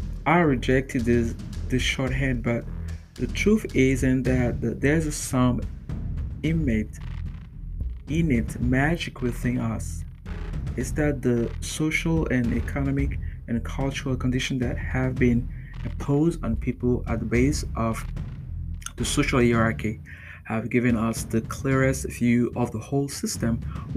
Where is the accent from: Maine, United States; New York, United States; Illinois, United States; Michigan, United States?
Illinois, United States; Chicago; In my hometown of Chicago, according to Pro Publica investigation